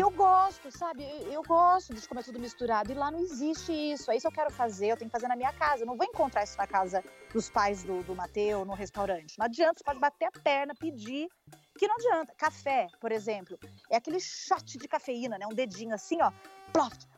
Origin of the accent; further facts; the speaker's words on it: Brazil; moved away; eu adoro ser brasileira. Pelo menos eu, onde eu passo, falo que eu sou brasileira